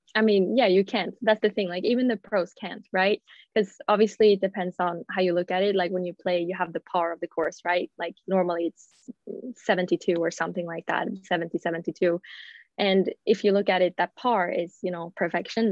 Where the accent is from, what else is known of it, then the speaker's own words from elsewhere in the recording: Gothenburg, Västra Götaland, Sweden; English is a second language; moved away as an adult; also born or lived in United States; I'm yeah. Swedish. I'm from Gothenburg from the beginning